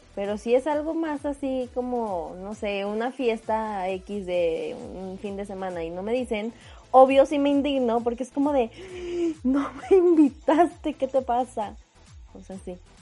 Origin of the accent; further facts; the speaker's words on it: Mexico; los mexicanos